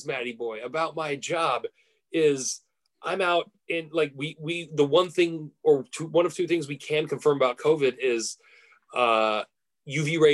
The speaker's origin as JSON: {"language": "English", "country": "United States", "said": "as an American"}